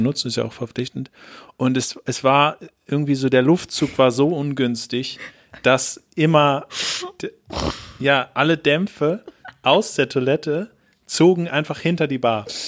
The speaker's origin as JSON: {"language": "German", "region": "Hamburg", "country": "Germany", "said": "wir so Hamburger sind"}